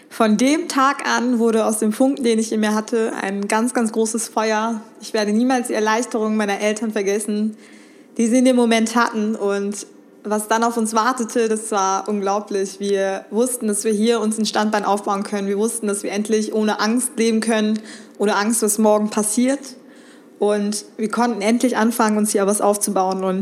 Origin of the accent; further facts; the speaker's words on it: Remscheid, North Rhine-Westphalia, Germany; born there; ich bin hier in Deutschland geboren, in Remscheid.